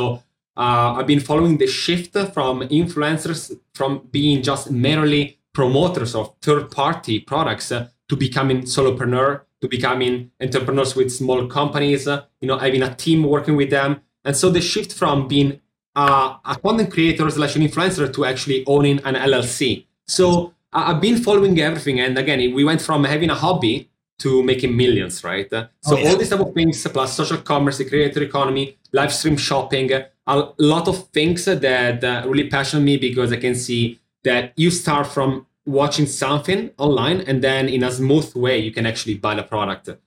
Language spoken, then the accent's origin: English; Milan, Lombardy, Italy; also born or lived in Manhattan, New York; now in New York, United States; I'm from Milano in Italy, north of Italy.